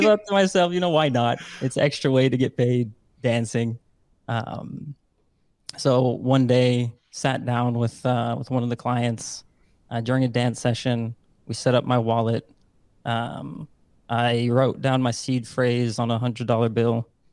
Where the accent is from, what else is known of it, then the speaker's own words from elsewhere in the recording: Netherlands; born and raised in the Netherlands